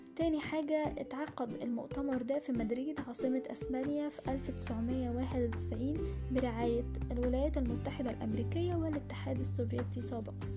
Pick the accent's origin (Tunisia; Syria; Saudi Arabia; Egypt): Egypt; تاريخ بلادنا مصر